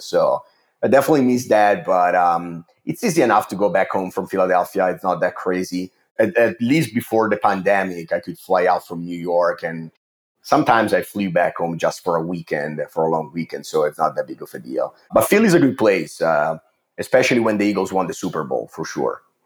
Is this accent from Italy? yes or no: yes; Italy; English is a second language; moved away as an adult; also born or lived in Milan; I'm originally from Italy. You can probably tell from my accent.